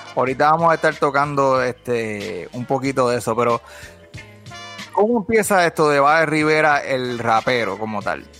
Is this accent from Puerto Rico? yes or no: yes; Bayamón, Puerto Rico; … y yo somos los dos nacidos y criados en Bayamón